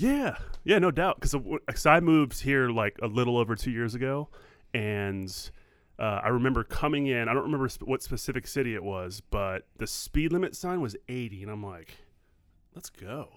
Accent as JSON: {"language": "English", "town": "New Orleans", "region": "Louisiana", "country": "United States", "tie": "born or raised there", "moved": "yes", "said": "I grew up in New Orleans"}